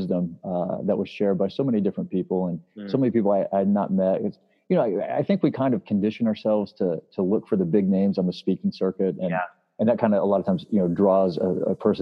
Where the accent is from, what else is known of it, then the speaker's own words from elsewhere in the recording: Springfield, Missouri, United States; Springfield, which is my hometown